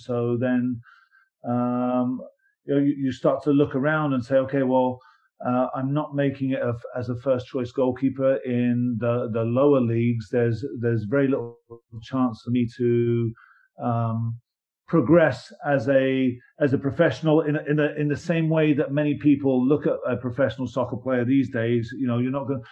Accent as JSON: {"language": "English", "region": "England", "country": "United Kingdom", "tie": "born or raised there", "moved": "yes", "said": "growing up in England"}